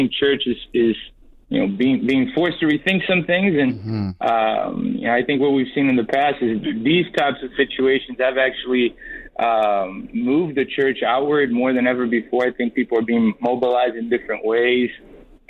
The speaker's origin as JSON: {"language": "English", "town": "Boston", "region": "Massachusetts", "country": "United States", "tie": "born or raised there", "said": "we grew up in Boston"}